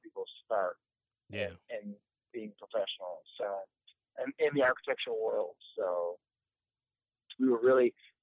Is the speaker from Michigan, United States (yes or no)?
yes; Detroit, Michigan, United States; I am from Detroit, born and raised. I still live in the same house I grew up in.